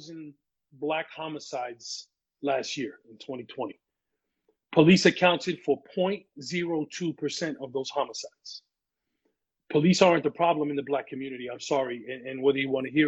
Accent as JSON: {"language": "English", "town": "New York City", "region": "New York", "country": "United States", "tie": "born or raised there", "lives_now": "Orange County, New York, United States", "said": "I was born and raised in the Bronx"}